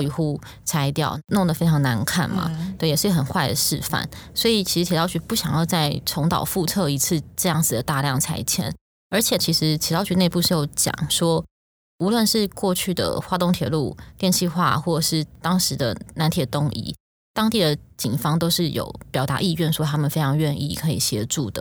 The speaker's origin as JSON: {"language": "Chinese", "country": "Taiwan", "said": "那我们台湾人能不能接受票价调涨到多高的程度"}